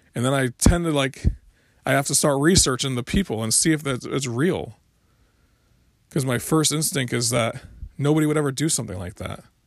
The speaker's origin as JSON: {"language": "English", "region": "Florida", "country": "United States", "moved": "yes", "lives_now": "South Carolina, United States", "said": "I'm from Florida and, and from, uh, and I live in South Carolina now"}